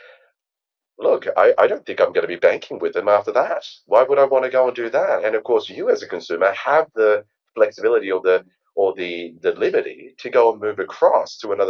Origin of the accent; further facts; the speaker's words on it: Australia; I am Australian, and hence why my accent is a little bit strange.